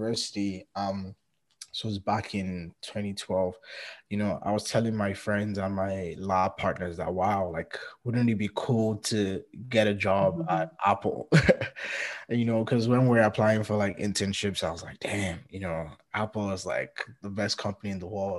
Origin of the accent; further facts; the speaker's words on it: Nigeria; moved away as an adult; now in Canada; anytime someone asks me where I'm from, I usually say Nigeria